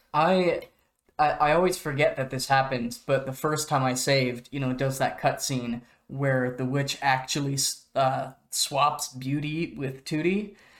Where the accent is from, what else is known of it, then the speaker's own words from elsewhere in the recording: Oregon, United States; moved away; I'm from Oregon. That is my home state.